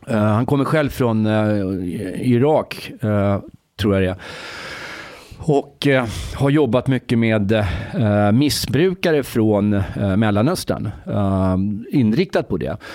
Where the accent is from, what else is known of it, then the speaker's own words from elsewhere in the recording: Egypt; now in Sweden; jag kommer från Egypten förresten.